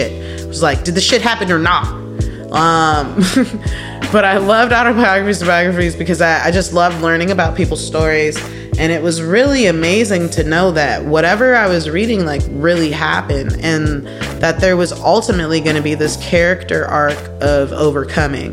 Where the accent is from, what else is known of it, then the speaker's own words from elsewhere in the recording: North Shore of Chicago, Illinois, United States; moved away; I'm from the North Shore of Chicago